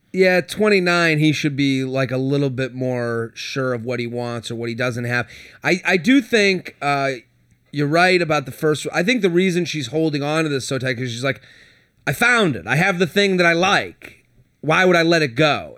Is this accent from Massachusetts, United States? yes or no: yes; Boston, Massachusetts, United States; I'm from Boston